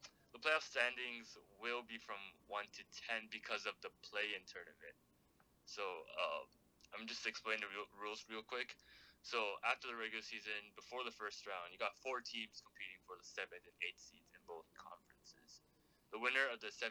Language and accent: English; Toronto, Ontario, Canada; we are from Toronto, so our favorite team, our hometown team, is the Toronto Raptors